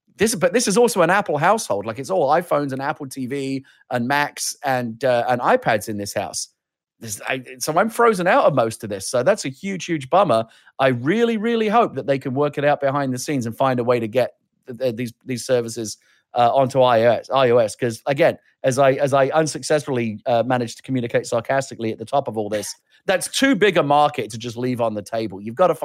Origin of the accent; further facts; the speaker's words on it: United Kingdom; I'm British